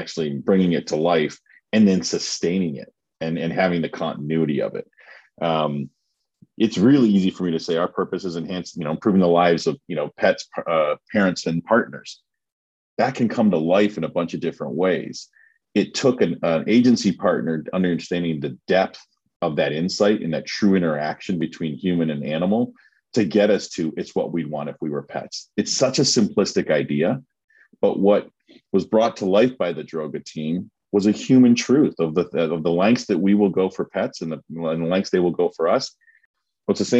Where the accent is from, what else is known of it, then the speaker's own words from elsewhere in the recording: Canada; as a Canadian